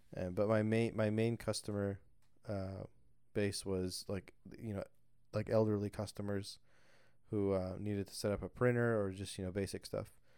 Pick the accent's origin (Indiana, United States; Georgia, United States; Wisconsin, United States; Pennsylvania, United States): Indiana, United States; southern; moved away as an adult; also born or lived in Alabama; I was born and, uh, raised in southern Indiana